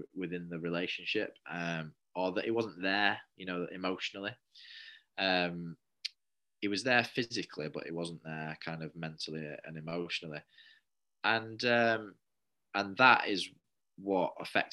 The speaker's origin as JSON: {"language": "English", "town": "Manchester", "region": "North West England", "country": "United Kingdom", "tie": "born or raised there", "also_born_or_lived": "Leeds", "moved": "as an adult", "said": "I come from a place called Manchester, and Manchester, they call it the rainy city. So I just thought that was miserable because I lived in the rainy city."}